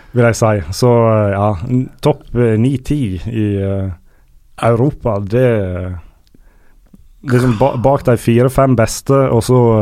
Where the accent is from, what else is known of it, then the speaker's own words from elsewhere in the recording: Sandane, Vestland, Norway; på Sandane, der jeg er fra